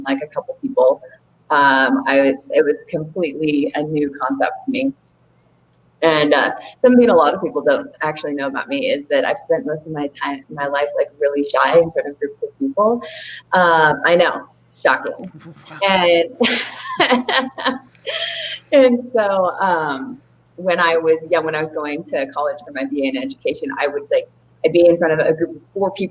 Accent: Olympia, Washington, United States; moved away; also born or lived in Seattle, Washington; I'm originally from Olympia in Seattle, Washington

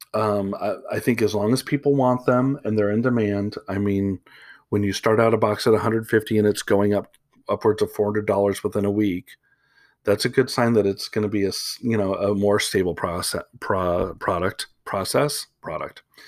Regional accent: Chicago, Illinois, United States; moved away; I am from Chicago originally.

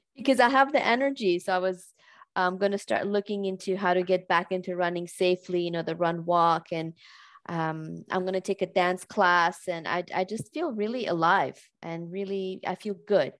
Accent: California, United States; moved away as an adult; now in Switzerland; I am American, but I live in, in Switzerland now for many years. I'm a California transplant here

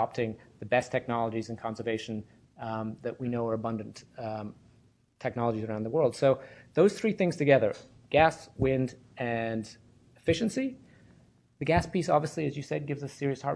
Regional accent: Wisconsin, United States; my home state of Wisconsin

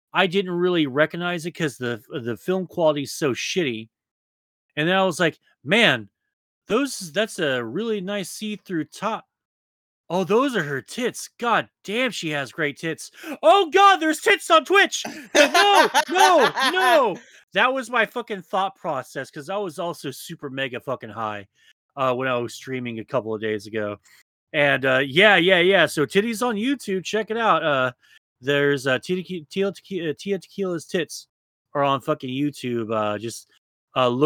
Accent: Texas, United States; I'm from Texas

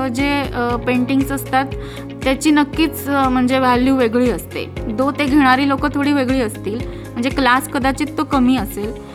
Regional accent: Khandesh, Maharashtra, India; तशी मी लहानपणापासून खानदेशी आहे

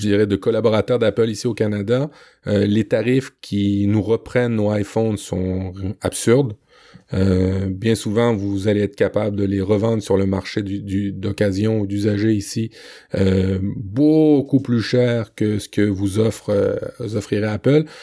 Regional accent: Le Havre, Normandy, France; born or raised there

